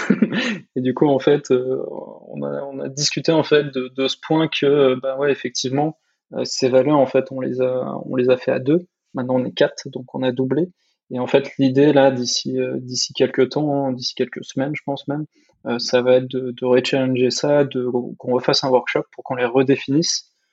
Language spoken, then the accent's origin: French; France; en tant que Français